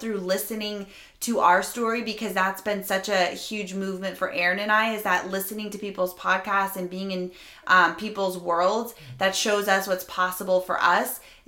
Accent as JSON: {"language": "English", "region": "Rhode Island", "country": "United States", "said": "I'm from Rhode Island"}